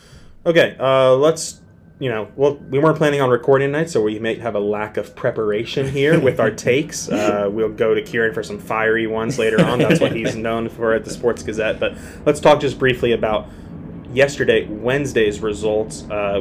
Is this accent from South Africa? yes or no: no; United States; As the American